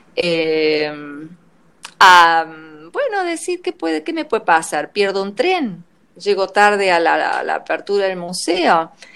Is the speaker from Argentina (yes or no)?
yes; Argentina; yo soy argentina, no soy europea